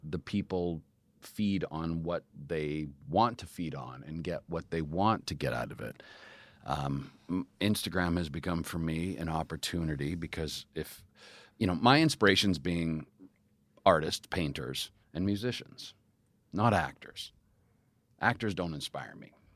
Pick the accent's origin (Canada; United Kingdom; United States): Canada; Calgary, Alberta; I did theater growing up in Calgary.